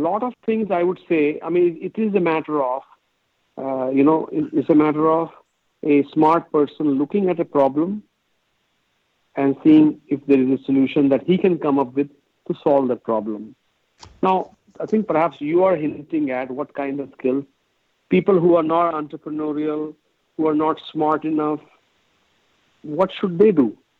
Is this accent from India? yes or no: yes; India; moved away as an adult; now in United States; I grew up in India